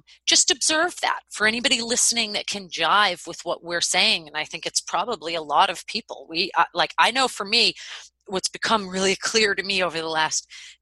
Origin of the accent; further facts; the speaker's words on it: Boston, Massachusetts, United States; moved away; I'm from Boston